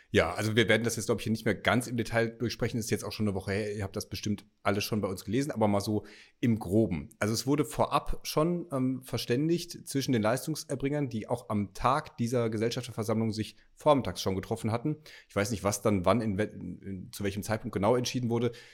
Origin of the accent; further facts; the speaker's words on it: North Rhine-Westphalia, Germany; ich als Westfale